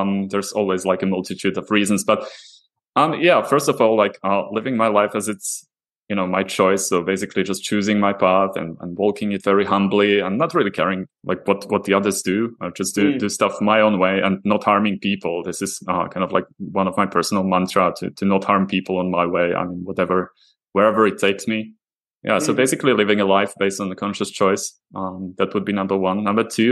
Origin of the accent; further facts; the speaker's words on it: Slovakia; moved away as an adult; now in Prague, Czech Republic; I'm originally actually from Slovakia, so I joined I moved to Prague, a few years ago